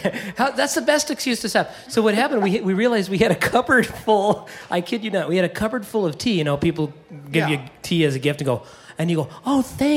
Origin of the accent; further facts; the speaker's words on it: Oskaloosa, Iowa, United States; I'm from Oskaloosa, Iowa, Highway 63.